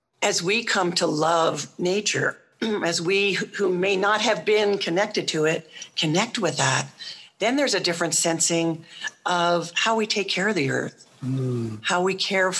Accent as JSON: {"language": "English", "town": "Philadelphia", "region": "Pennsylvania", "country": "United States", "tie": "born or raised there", "said": "places like where I grew up in Philadelphia"}